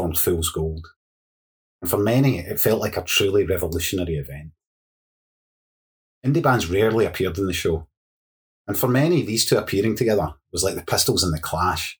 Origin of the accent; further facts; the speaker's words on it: Hamilton, Scotland, United Kingdom; I grew up in Hamilton in South Lanarkshire